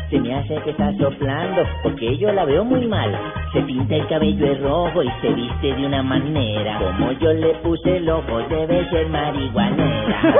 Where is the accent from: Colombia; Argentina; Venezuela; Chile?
Colombia; Bogotá; No, yo soy de Bogotá.